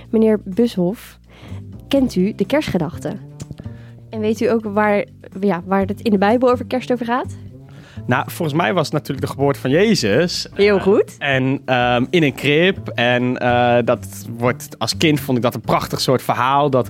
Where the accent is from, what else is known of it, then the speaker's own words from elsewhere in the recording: Veenendaal, Utrecht, Netherlands; Nou ja, ik ben eh, opgegroeid in Veenendaal. Daar ga ik ook kerst vieren. En dat is natuurlijk eh, een gebied waar veel mensen gelovig zijn.